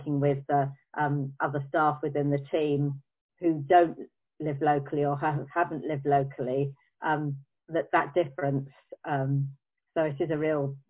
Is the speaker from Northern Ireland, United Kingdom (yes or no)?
no; Croydon, London, United Kingdom; I'm a Croydonian. I was born and bred in Croydon.